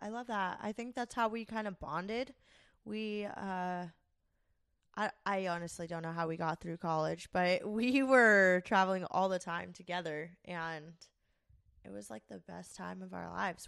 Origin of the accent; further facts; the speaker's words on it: Florida, United States; moved away as an adult; now in Minnesota, United States; we're from Florida